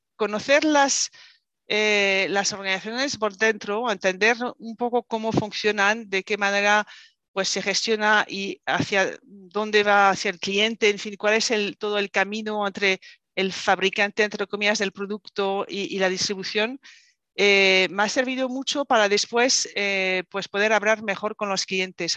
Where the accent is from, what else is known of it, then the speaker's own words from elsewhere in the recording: France; Spanish is a second language; moved away as an adult; now in Spain; soy francesa, me fui a vivir eh, a España